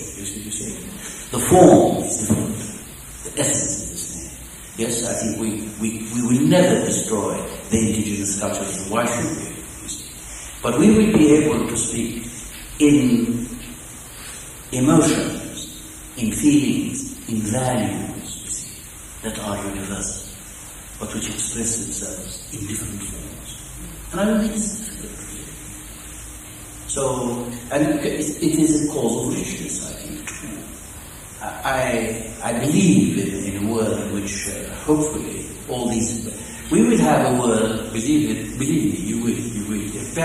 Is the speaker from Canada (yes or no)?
no; Lebanon; moved away as an adult; also born or lived in Nazareth, Israel; I live in Lebanon, I educated there